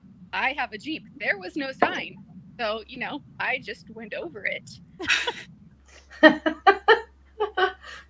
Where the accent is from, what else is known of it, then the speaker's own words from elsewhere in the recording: Washington, United States; I'm from Washington